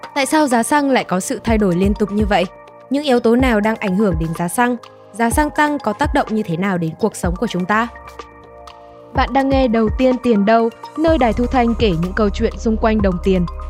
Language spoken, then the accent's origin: Vietnamese; Nghệ An, Vietnam; now in Hanoi, Vietnam; quê mình là ở Nghệ